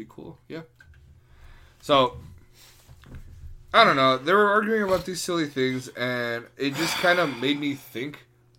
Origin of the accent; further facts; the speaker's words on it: New York, United States; I'm from New York.